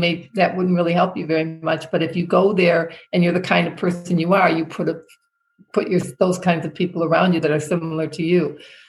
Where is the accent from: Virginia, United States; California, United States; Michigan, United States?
Michigan, United States; It's like, why would I know him? I'm from Michigan.